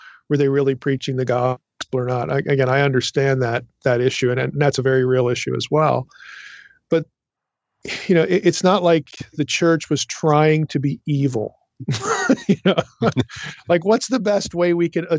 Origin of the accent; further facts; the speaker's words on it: East Coast, United States; I'm from the East Coast. So, you know, in like Philadelphia and some of these other places